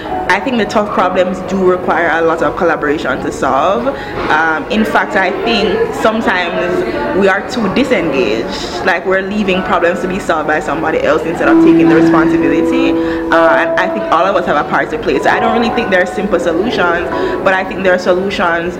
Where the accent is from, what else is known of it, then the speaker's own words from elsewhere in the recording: Jamaica; moved away as an adult; also born or lived in United States / New York; now in Rwanda; I was born and raised in Jamaica